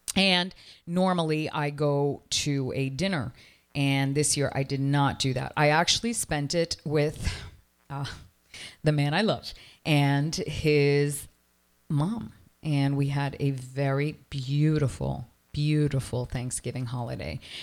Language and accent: English; Toronto, Ontario, Canada; now in Miami, United States; I come from Toronto